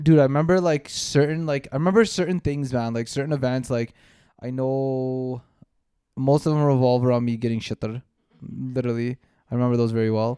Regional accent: Canada; we grew up here in Canada

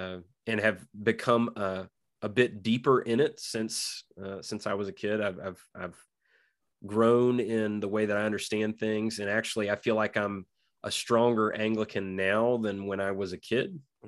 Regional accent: North Carolina, United States; Now I grew up in Eastern North Carolina, so seagulls have been around me my whole life.

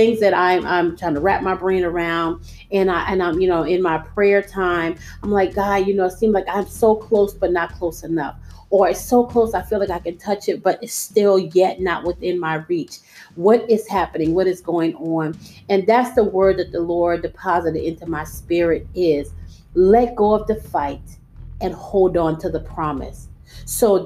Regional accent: United States; we, as the American people

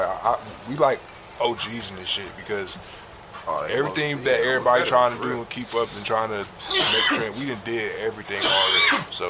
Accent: Peoria, Illinois, United States; No matter where I go or where I'm at, like, I'm still from Peoria, Illinois.

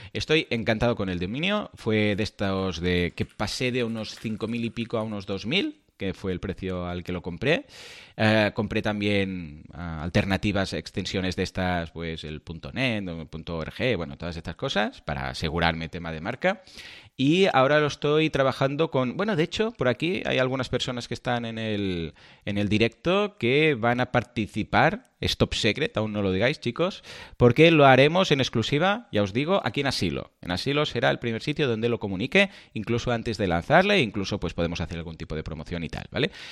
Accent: Catalonia, Spain; soy catalán

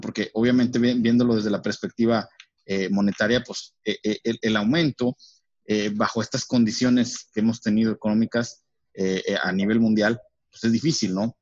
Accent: Mexico; como mexicanos.

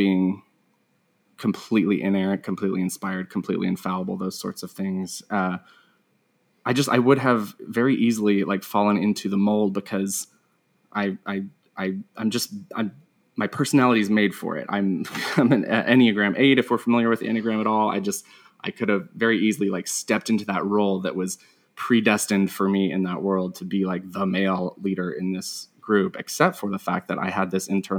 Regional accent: Asheville, North Carolina, United States; I grew up in North Carolina, Asheville, North Carolina

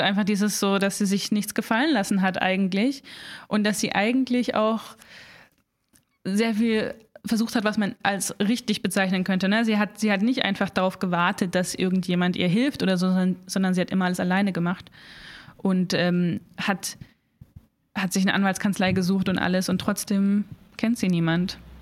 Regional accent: Southern Black Forest, Baden-Württemberg, Germany; moved away as an adult; also born or lived in Munich / England / Mainz; ich komme aus dem Schwarzwald eigentlich, aus dem Südschwarzwald

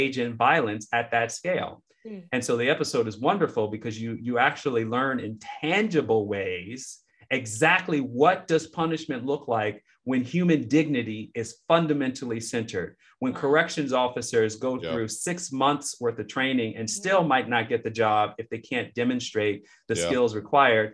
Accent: Chicago, Illinois, United States; where I grew up in Marquette Park on the south side of Chicago

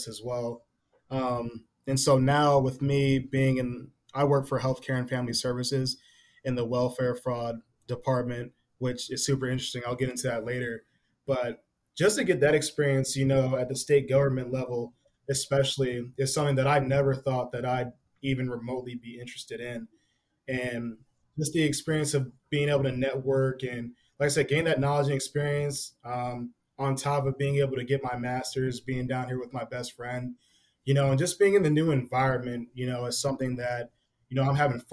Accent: Naperville, Illinois, United States; I'm from the Naperville, Aurora area

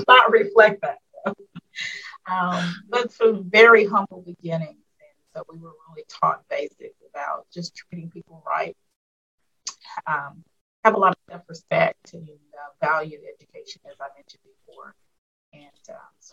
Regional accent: Palestine, Arkansas, United States; moved away; I am born and raised in Palestine, Arkansas

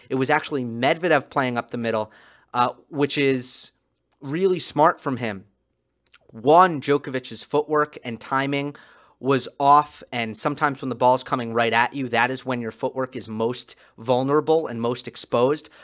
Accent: New York, United States; I'm a New Yorker

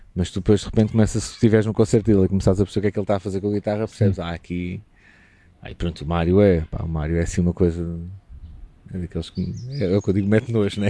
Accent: Lisbon, Portugal; moved away as an adult; also born or lived in Évora; now in Alentejo, Portugal; tenho raízes alentejanas, apesar de ser lisboeta

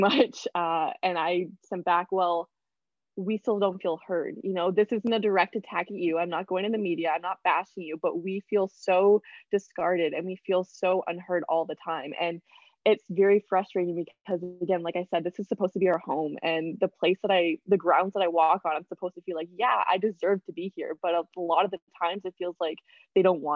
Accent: Canada; I'm Canadian of Jamaican, German, and Chinese descent

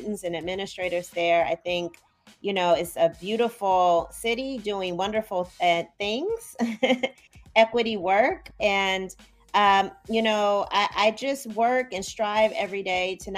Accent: Midwest, United States; moved away as an adult; now in Chicago, United States; I'm from the Midwest, and I'm back in the Midwest now

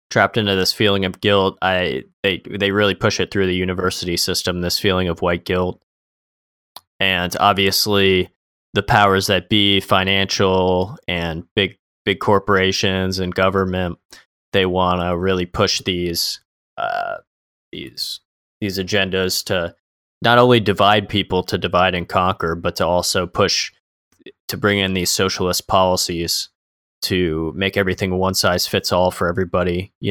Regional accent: Florida, United States; a lot of people, especially we're from Florida, a lot of Cubans, they came from communism

